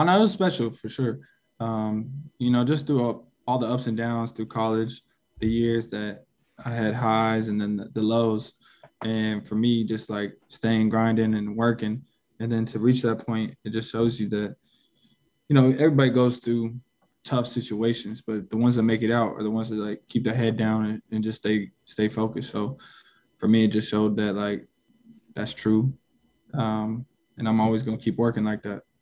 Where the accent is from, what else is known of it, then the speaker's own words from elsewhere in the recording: Seattle, Washington, United States; I grew up playing in Seattle